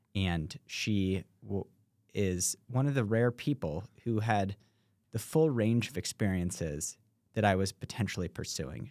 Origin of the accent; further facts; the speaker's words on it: New York City, New York, United States; I grew up in New York City